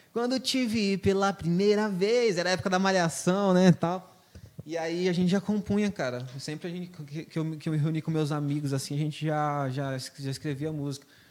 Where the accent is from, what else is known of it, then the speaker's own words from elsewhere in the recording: Lucas do Rio Verde, Mato Grosso, Brazil; also born or lived in Ponta Porã, Mato Grosso do Sul; faz muito tempo que eu moro aqui em Lucas, né? Eu nasci em Ponta Porã, mas, igual eu falei, vim em 98, estudei aqui minha vida toda nas escolas públicas aqui.